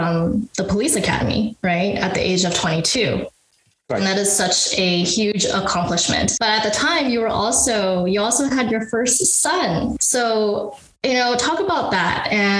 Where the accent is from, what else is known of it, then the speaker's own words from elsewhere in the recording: United States; I grew up in the United States